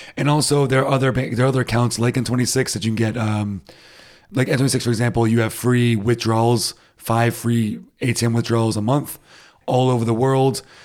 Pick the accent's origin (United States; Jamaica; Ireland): United States; now in Germany; I'm too American for it